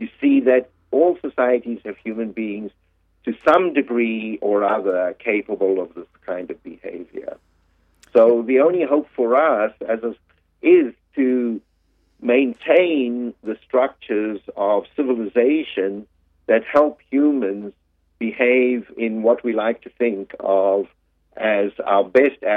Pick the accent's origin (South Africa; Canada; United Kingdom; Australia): South Africa; moved away as an adult; now in United States; I was born in South Africa and I lived there for the first 30 years of my life.